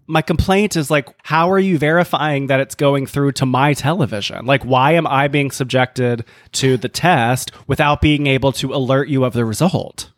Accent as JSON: {"language": "English", "region": "the South", "country": "United States", "tie": "born or raised there", "moved": "yes", "said": "born and raised in the South"}